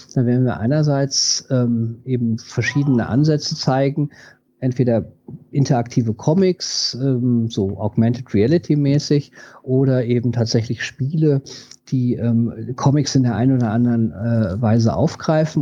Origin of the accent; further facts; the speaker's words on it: West Germany, Germany; Ich bin zwar in Westdeutschland groß geworden